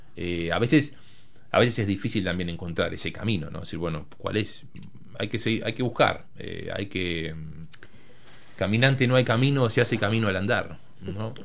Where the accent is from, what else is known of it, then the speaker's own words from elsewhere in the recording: Montevideo, Uruguay; moved away; me crié en Montevideo, nací ahí